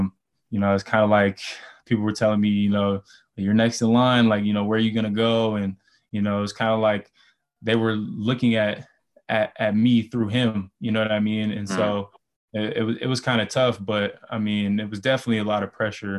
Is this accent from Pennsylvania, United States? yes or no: no; Los Angeles, California, United States; moved away as an adult; born and raised in Los Angeles, California.